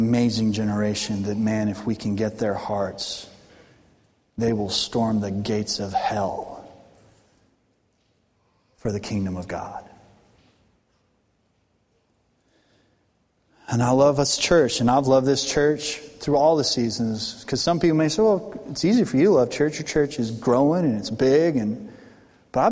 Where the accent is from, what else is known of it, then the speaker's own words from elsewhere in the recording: Colorado, United States; now in Arkansas, United States; I'm born and raised in Colorado